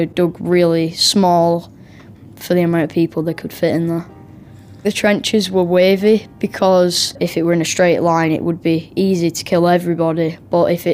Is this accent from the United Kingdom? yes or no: yes; England, United Kingdom; I'm from England.